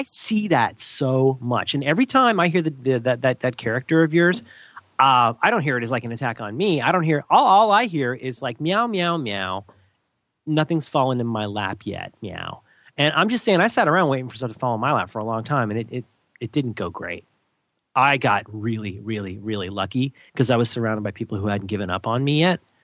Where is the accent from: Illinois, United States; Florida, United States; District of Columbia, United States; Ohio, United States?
Florida, United States; moved away; I was from Florida and just hadn't had exposure to enough stuff